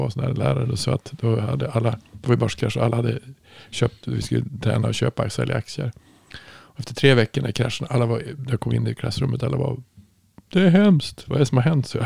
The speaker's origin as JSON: {"language": "Swedish", "country": "Germany", "said": "Så, så, så jag var ju från"}